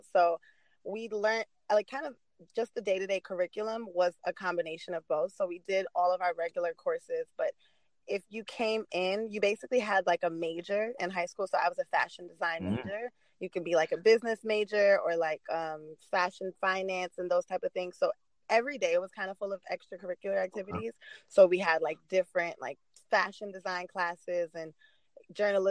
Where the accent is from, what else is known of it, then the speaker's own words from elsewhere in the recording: New York City, New York, United States; moved away as an adult; also born or lived in Washington, D.C.; now in Los Angeles, United States; I was born and raised in Queens, New York